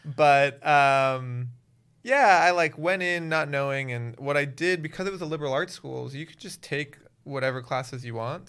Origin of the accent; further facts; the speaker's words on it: Miami, Florida, United States; moved away as an adult; also born or lived in Waltham, Massachusetts; I'm originally from Miami, Florida.